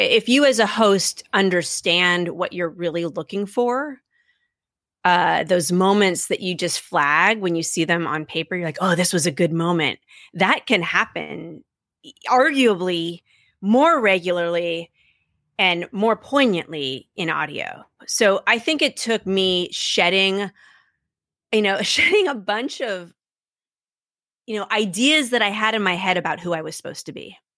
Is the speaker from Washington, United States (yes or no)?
yes; Seattle, Washington, United States; now in Washington, D.C., United States; where I grew up in Seattle